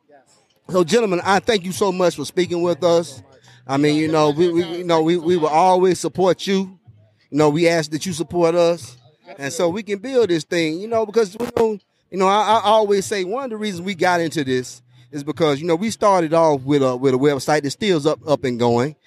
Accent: Alabama, United States; accent: country; I'm Alabama born and raised. Tuscaloosa

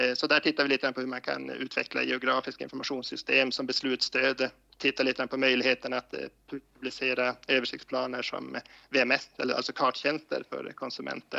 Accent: Koskullskulle, Norrbotten County, Sweden; moved away as an adult; now in Luleå, Sweden; Jag är uppvuxen i Koskullskulle utanför Gällivare

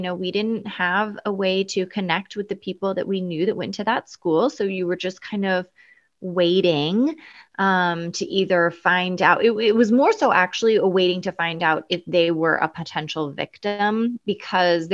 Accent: Eugene, Oregon, United States; I grew up in Eugene, Oregon.

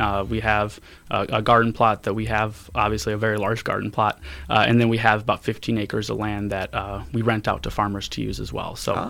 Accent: Valparaiso, Indiana, United States; Valparaiso, Indiana. We were part of more of the county. We were annexed.

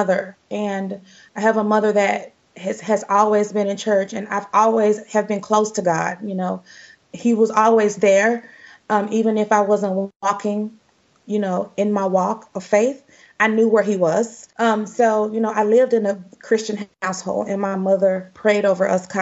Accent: Dallas, Texas, United States; I grew up in South Dallas

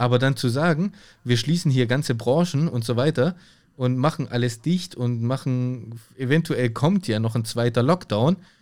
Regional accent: Germany; bei uns in Deutschland

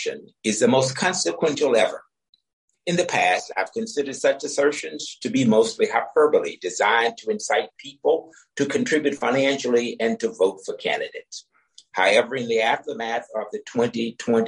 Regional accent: Deep South, United States; growing up in the Deep South during America's apartheid era

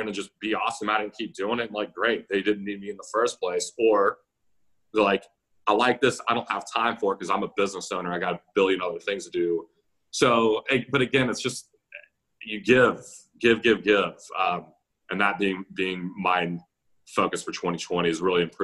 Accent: Roswell, Georgia, United States; now in Richmond, United States; I grew up in Roswell, Georgia, suburb of Atlanta

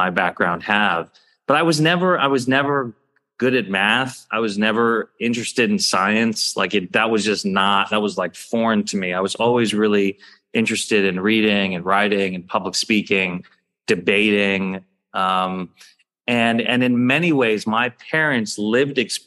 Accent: Dayton, Ohio, United States; I was growing up in a Sikh community in Dayton

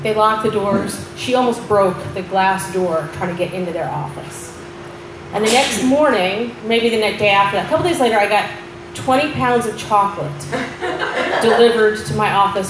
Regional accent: New York, United States; I'm a New Yorker

